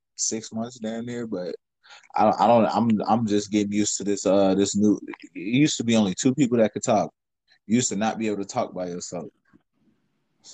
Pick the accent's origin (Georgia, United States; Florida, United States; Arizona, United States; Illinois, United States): Illinois, United States; Chicago; now in Minnesota, United States; I'm from Chicago